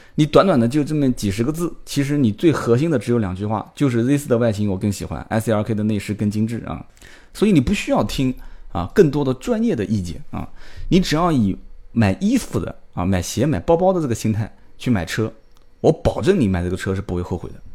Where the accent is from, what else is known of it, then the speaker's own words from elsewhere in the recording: Nanjing, Jiangsu, China; 我们的宁化讲